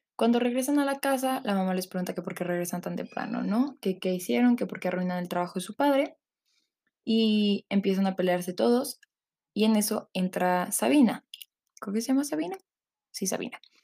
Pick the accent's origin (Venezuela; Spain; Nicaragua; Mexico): Mexico; Mexico City; yo soy originaria de la Ciudad de México